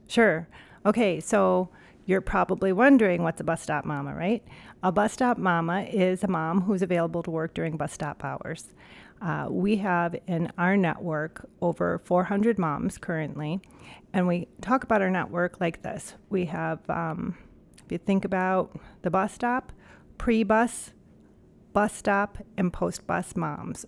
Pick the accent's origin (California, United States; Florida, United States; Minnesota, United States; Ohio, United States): Ohio, United States; Cleveland; moved away as an adult; also born or lived in New York; now in Minneapolis, United States; born and raised in Cleveland, Ohio.